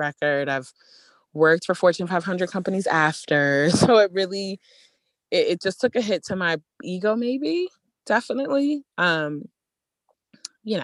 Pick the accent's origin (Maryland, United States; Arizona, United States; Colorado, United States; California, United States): Maryland, United States; Baltimore; growing up in Baltimore